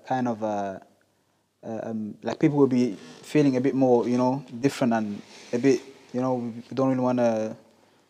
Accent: Cameroon; I'm from Cameroon, but we basically share a border with Nigeria.

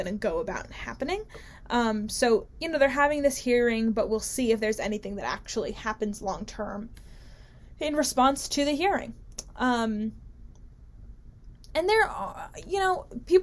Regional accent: New Jersey, United States; my home state of beautiful, beautiful New Jersey

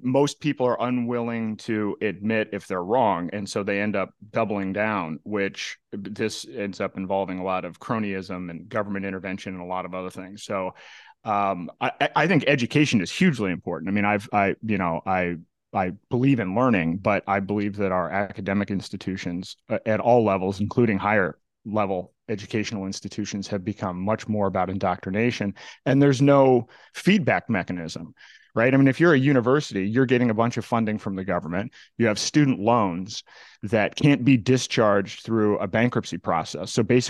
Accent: Indiana, United States; also born or lived in Florida / Massachusetts; now in New Hampshire, United States; I was actually originally from Indiana and then spent some time in Florida.

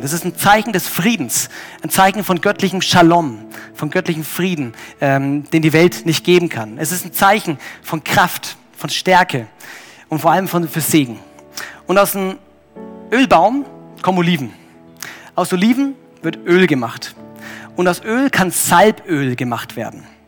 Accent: Germany; ich als Deutscher

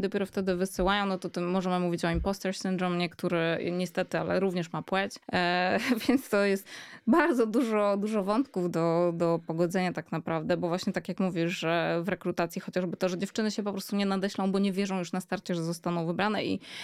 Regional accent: Warsaw, Masovian Voivodeship, Poland; dorastałam w Warszawie

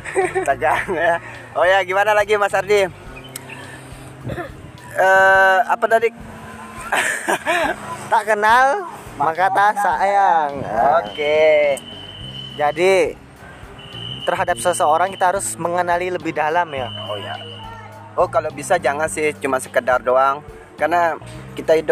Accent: Sumbawa, West Nusa Tenggara, Indonesia; Saya orang Sumbawa, saya mas.

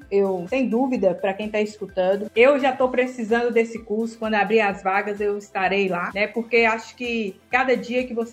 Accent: Montes Claros, Minas Gerais, Brazil; sou de Montes Claros, né? Cresci aqui, nasci aqui.

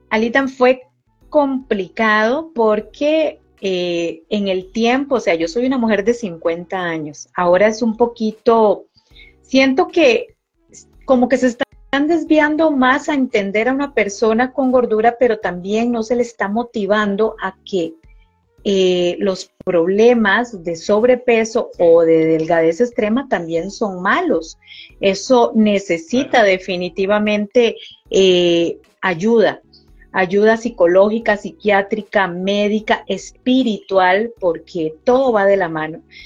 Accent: Costa Rica; aquí en mi país, Costa Rica, se dice ajetreado

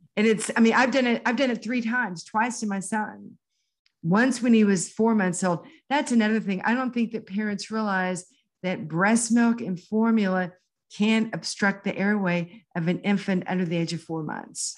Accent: Houston, Texas, United States; born or raised there

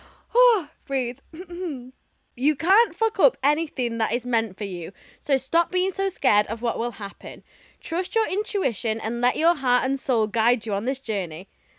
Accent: Texas, United States; I'm from Texas.

